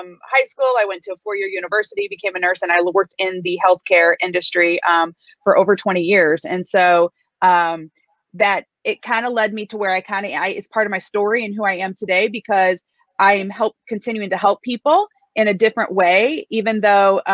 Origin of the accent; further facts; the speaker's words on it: Midwest, United States; a ordinary girl from the Midwest